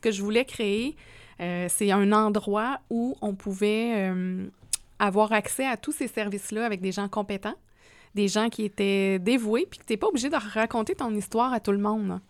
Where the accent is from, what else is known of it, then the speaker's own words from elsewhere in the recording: Quebec, Canada; now in Quebec City, Canada; Moi, je suis un bleuet authentique.